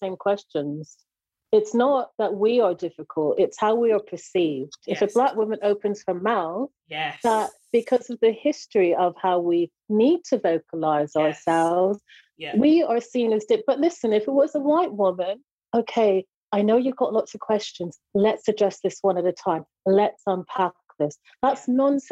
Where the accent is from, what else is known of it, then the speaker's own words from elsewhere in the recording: Jamaica; I'm a Jamaican